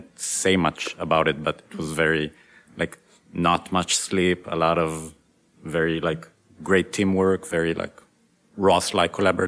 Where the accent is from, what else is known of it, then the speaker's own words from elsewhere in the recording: Israel; moved away as an adult; now in United States; I was born in the States, but I moved to Israel when I was a kid.